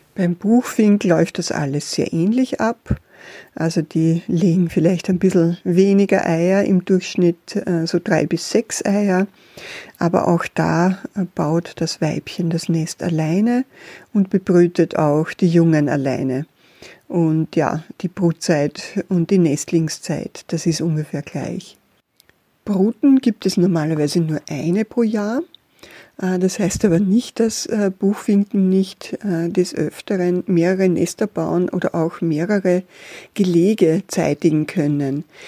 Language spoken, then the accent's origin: German; Austria; bei uns in Österreich